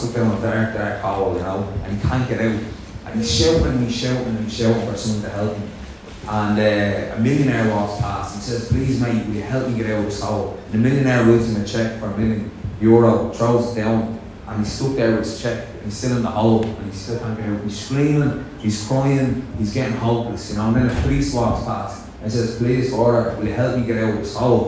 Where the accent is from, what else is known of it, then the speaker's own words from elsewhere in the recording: Dublin, Leinster, Ireland; a Dublin lad up here talking